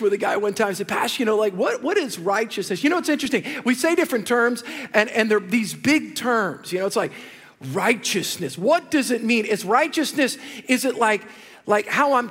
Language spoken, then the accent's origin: English; the South, United States; I'm from the South